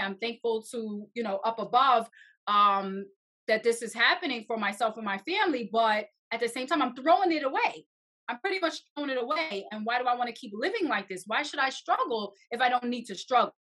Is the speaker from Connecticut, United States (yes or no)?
no; New York, United States; I'm from New York, and it is very expensive here.